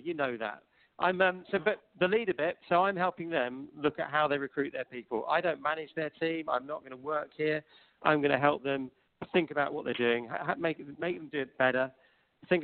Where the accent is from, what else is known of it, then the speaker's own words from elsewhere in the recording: South Africa; born there; Well, technically, I wasn't. I was born in South Africa, so, you know, it's okay.